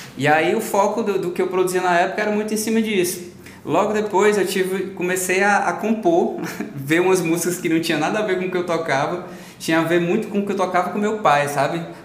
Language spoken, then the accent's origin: Portuguese; Ceará, Brazil; born or raised there; also born or lived in Parnaíba, Piauí